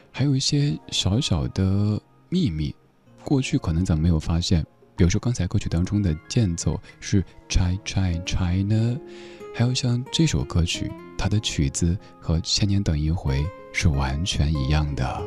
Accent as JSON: {"language": "Chinese", "region": "Sichuan", "country": "China", "tie": "born or raised there", "moved": "yes", "lives_now": "Beijing, China", "said": "在我的家乡四川那边儿把秋裤称作“存秋裤”"}